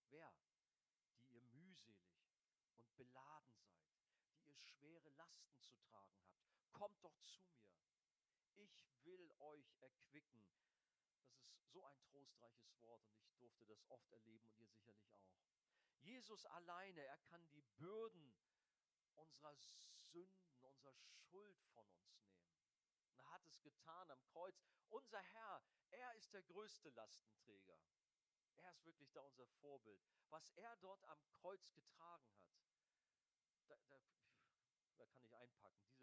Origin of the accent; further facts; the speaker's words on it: Hamburg, Germany; ich als Hamburger